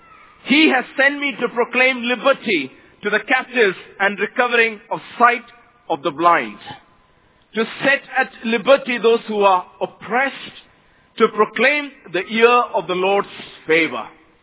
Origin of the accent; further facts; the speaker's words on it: Mumbai, Maharashtra, India; I come from India, Mumbai, a place where over 18 million people live.